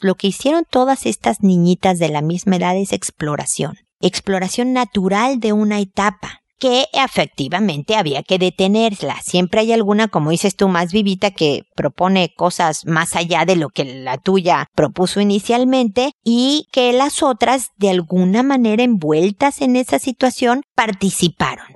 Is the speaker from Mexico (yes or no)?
yes; Mexico; En mi tierra, en México